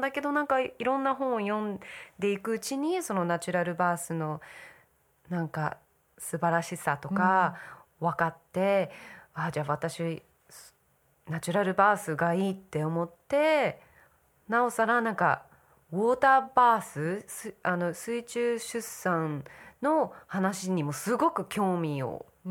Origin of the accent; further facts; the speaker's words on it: United States; moved away; 私はアメリカ育ちだから